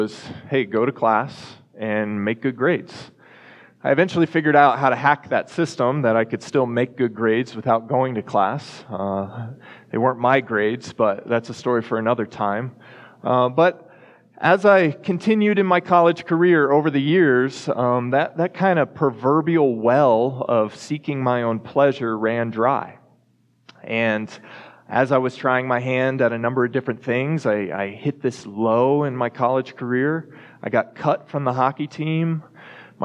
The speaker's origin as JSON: {"language": "English", "town": "Dallas", "region": "Texas", "country": "United States", "tie": "born or raised there", "also_born_or_lived": "Colorado", "moved": "as an adult", "lives_now": "Fort Collins, United States", "said": "growing up in Texas"}